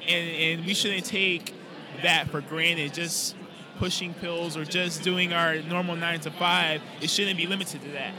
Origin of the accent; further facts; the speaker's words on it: West Palm Beach, Florida, United States; moved away as an adult; now in Tampa, United States; I'm originally from West Palm Beach